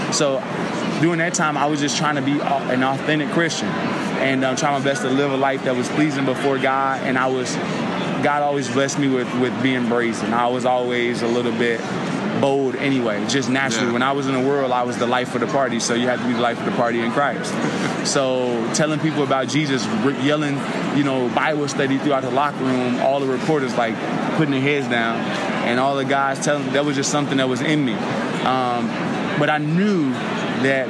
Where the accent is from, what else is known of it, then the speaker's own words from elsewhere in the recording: Chicago, Illinois, United States; I'm from Southside Chicago, right in the middle of gang territory